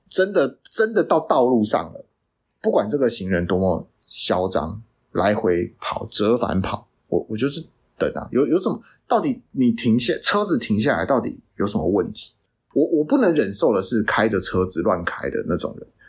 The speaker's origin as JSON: {"language": "Chinese", "country": "Taiwan", "also_born_or_lived": "Canada", "said": "我们台湾人"}